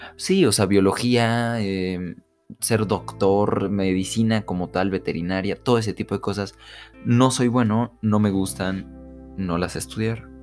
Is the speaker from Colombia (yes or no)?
no; Mexico; las familias de acá de México, yo soy de México